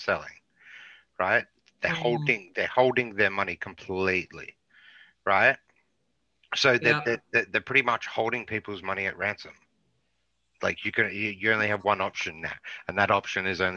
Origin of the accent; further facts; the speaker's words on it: Australia; I'm from Australia